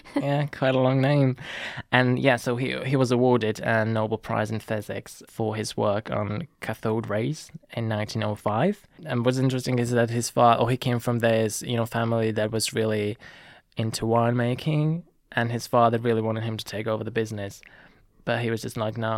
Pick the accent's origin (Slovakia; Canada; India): Slovakia; near Zvolenská Slatina, Banská Bystrica Region; born in Zvolenska Slatina, which is a village next to my hometown